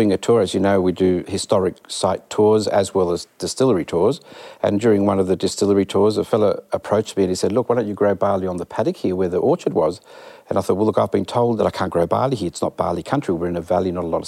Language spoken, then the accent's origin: English; Malaga, Andalusia, Spain; moved away; we happened to be Spanish. So I was born in Malaga, southern Spain, Andalusia